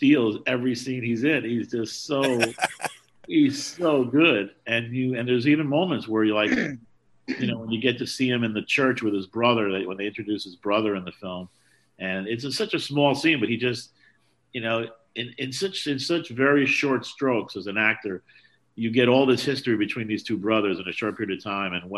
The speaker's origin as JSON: {"language": "English", "town": "New York City", "region": "New York", "country": "United States", "tie": "born or raised there", "said": "a theater called the Astral in Washington Heights, where I grew up in New York"}